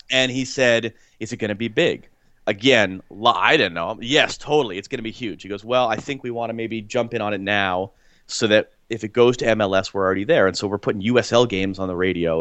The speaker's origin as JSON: {"language": "English", "town": "Portland", "region": "Oregon", "country": "United States", "tie": "born or raised there", "said": "growing up in Portland, coming of age to be old enough to be a sports fan in the early nineties, when the Trailblazers went to two N B A finals"}